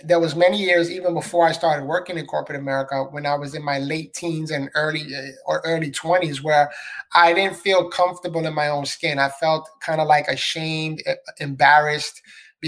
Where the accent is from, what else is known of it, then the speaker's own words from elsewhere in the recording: New York City, New York, United States; moved away as an adult; now in Florida, United States; I was born and raised in the Bronx, New York. So I'm a city boy.